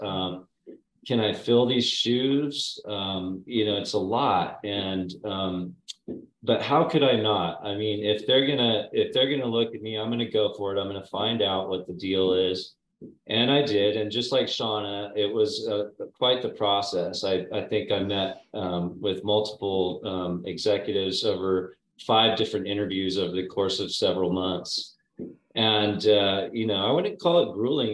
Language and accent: English; Napa, California, United States; I grew up in Napa, uh, Napa Valley, in the town of Napa